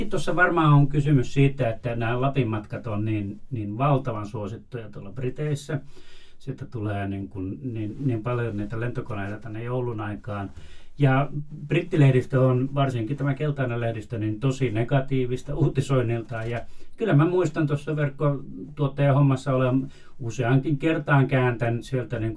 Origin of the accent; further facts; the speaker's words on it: Rovaniemi, Lapland, Finland; kun sanoin, että ollaan Rovaniemeltä